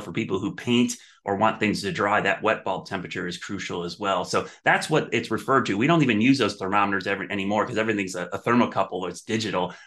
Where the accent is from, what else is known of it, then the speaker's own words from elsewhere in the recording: Ohio, United States; moved away as an adult; also born or lived in New Orleans; now in Charlotte, United States; I, I grew up in Ohio.